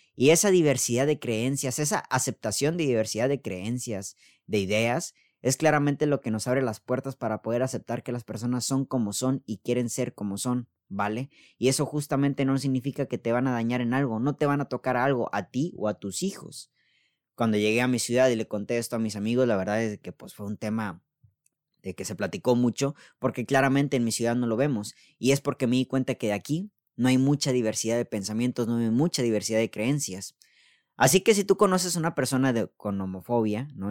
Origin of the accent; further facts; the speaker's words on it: Mexico; al menos aquí en México vivimos en un país muy machista